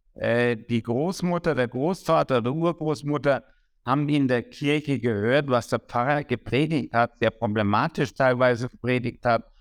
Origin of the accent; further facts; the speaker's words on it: Würzburg, Bavaria, Germany; first language German; Ich habe 1973 äh, in Würzburg Abitur gemacht